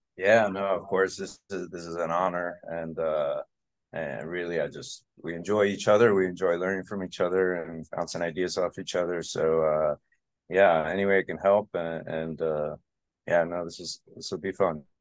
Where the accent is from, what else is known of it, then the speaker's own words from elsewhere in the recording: Aventura, Florida, United States; also born or lived in Connecticut; I practice where I grew up within a couple miles of where I grew up